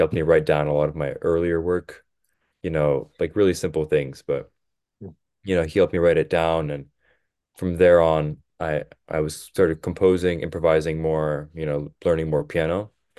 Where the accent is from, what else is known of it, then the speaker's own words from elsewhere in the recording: outside Philadelphia, Pennsylvania, United States; also born or lived in Boston, Massachusetts; So I was born in Boston, and I lived in Boston for about 5 years, and then I moved to Pennsylvania. I lived like outside Philly